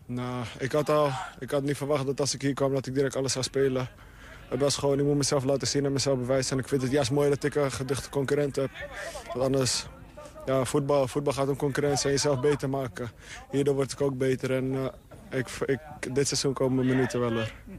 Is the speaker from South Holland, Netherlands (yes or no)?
no; Amsterdam, North Holland, Netherlands; moved away as an adult; now in Twente, Netherlands; Ik, ik heb altijd in Amsterdam gewoond